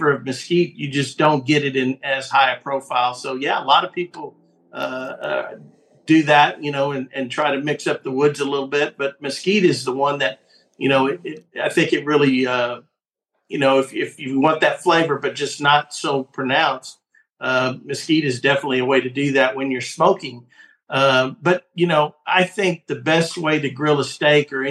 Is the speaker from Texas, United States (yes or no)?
yes; Fort Stockton, Texas, United States; I'm originally from West Texas. Shout out to Fort Stockton, my little hometown out in West Texas